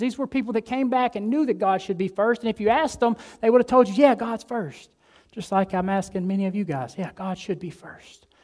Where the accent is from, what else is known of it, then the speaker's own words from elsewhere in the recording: Alabama, United States; moved away as an adult; now in Delray Beach, United States; I'm from Alabama.